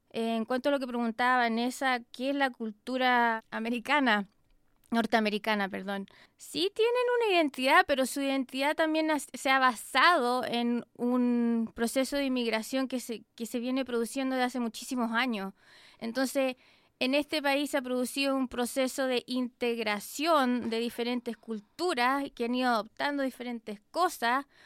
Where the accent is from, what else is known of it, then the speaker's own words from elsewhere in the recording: Chile; now in United States; Soy de Chile